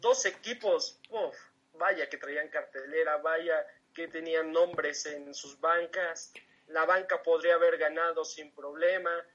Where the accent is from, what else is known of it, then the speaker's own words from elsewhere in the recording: Toluca, State of Mexico, Mexico; yo que soy de aquí del Estado de México, de, Toluca